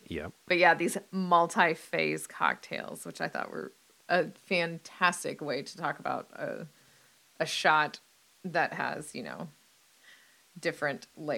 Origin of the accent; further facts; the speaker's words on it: United States; I'm an American